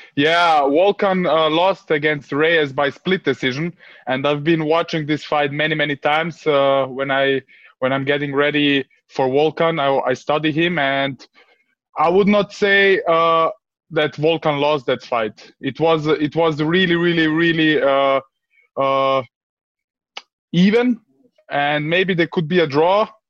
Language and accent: English; Vienna, Austria; my parents came like uh, in the 90s to Austria, like uh, refugees. And I grew up. I grew up in a in a in a in an area in Vienna